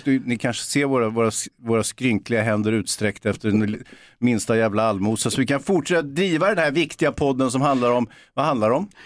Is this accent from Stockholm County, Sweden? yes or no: yes; Stockholm, Stockholm County, Sweden; Jag är från Bågamossen